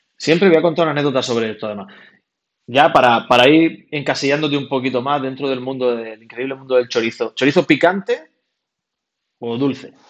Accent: Almería, Andalusia, Spain; also born or lived in Granada

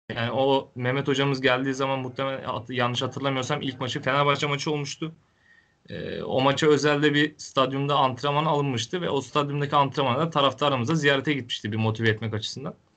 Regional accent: Denizli, Turkey; Ben Denizli'de doğmuşum, Denizli'de büyümüşüm

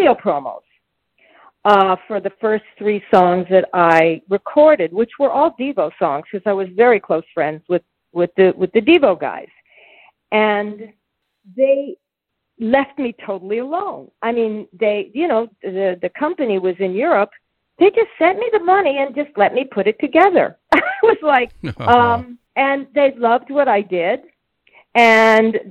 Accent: United States; as an American girl

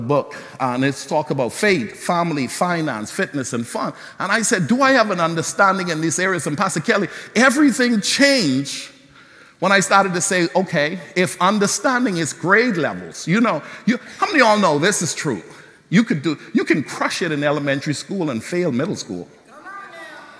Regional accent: Bahamas; growing up in the Bahamas

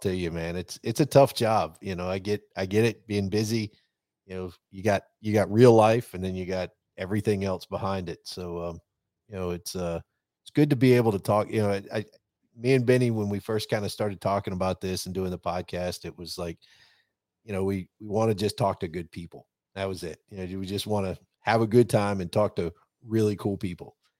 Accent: the South, United States; I grew up obviously in the South

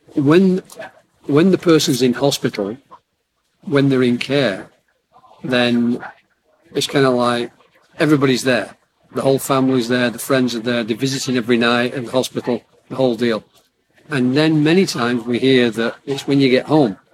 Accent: Southport, North West England, United Kingdom; I'm from Southport

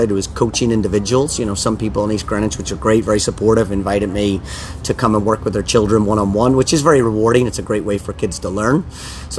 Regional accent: Ireland; moved away as an adult; now in Rhode Island, United States; I've been in Ireland for 20 years

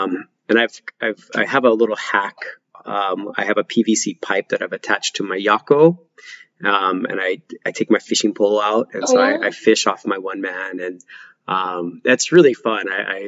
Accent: Oregon, United States; now in Hawaii, United States; So I'm originally from Oregon. I lived in a really rural town. And when I say rural, I mean rural, like you didn't see your nearest neighbor's home. I had a 45-minute bus ride to school in the morning.

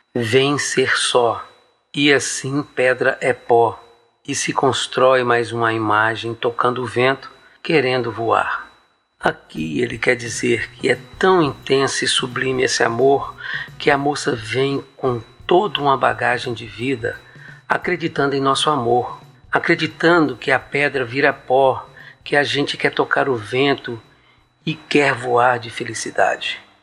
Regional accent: Buenópolis, Minas Gerais, Brazil; also born or lived in Montes Claros; minha cidade natal, Buenópolis. Eu saí de lá com 10 anos de idade, criança ainda

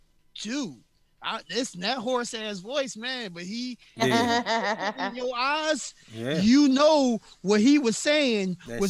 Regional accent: Philadelphia, Pennsylvania, United States; And I grew up running around Temple campus so much as a kid.

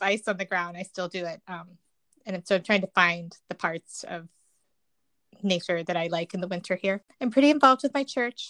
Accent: the South, United States; now in Chicago, United States; I'm originally from the South

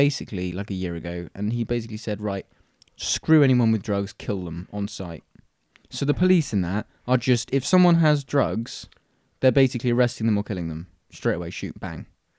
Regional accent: United Kingdom; I'm too British to riot.

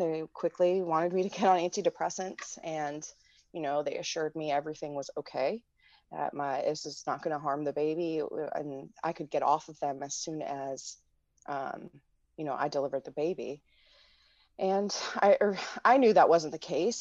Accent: Midwest, United States; moved away as an adult; now in Washington, D.C., United States; I grew up in the Midwest and I returned to D C s, in two thousand four

